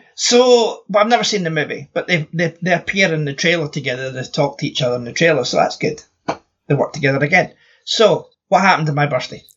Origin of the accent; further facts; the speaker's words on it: Scotland, United Kingdom; I'm Scottish